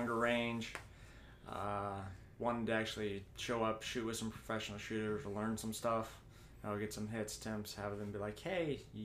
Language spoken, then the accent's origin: English; St. Johns, Arizona, United States; moved away as an adult; now in Panama City, United States; I'm from St. John's, Arizona